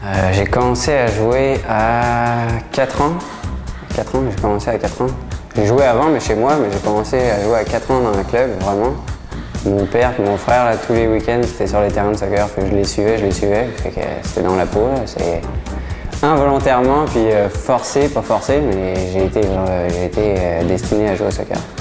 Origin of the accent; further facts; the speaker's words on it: France; also born or lived in Quebec City, Canada; now in Canada; chez nous, en France